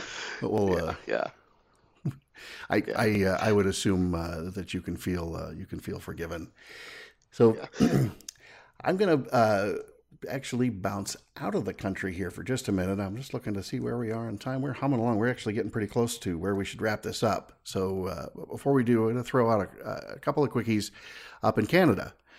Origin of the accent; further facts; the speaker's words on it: California, United States; born there; also born or lived in Washington; now in Wisconsin, United States; You know, I was born in California. I lived most of my life out in Washington before coming here to Wisconsin